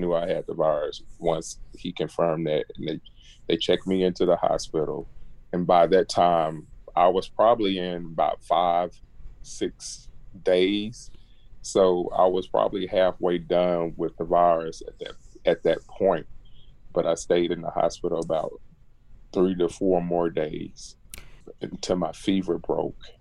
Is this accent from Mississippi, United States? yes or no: yes; Jackson, Mississippi, United States; now in College Park, United States; I'm originally from Jackson, Mississippi, and I went to academic and performing art school